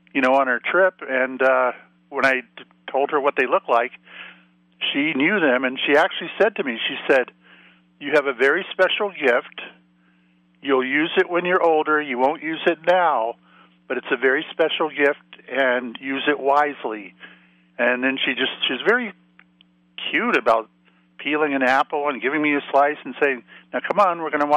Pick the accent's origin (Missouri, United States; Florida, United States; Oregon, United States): Florida, United States; moved away as an adult; also born or lived in Salem, Massachusetts; I grew up in Florida, ended up going into the Navy, getting out of the Navy, and staying in Salem, Massachusetts